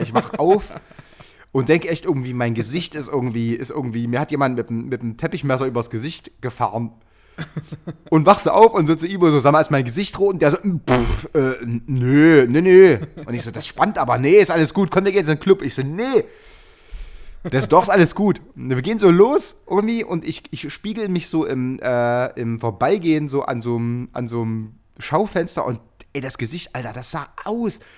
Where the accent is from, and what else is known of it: Chemnitz, Saxony, Germany; born or raised there